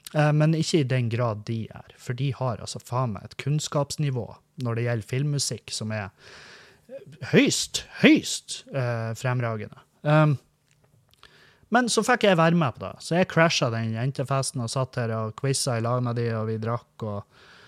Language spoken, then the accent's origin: Norwegian; Svartisen, Nordland, Norway; Der er jeg vokst opp. Jeg vokste opp på Svartisen.